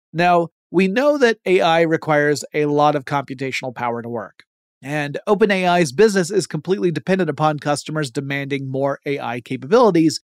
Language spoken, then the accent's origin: English; Georgia, United States; my home state of Georgia